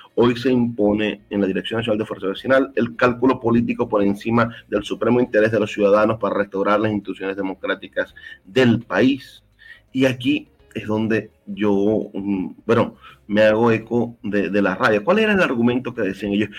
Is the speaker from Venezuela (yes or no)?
yes; Venezuela; como venezolano